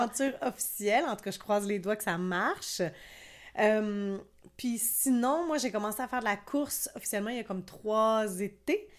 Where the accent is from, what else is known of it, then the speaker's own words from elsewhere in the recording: Quebec, Canada; je suis québécoise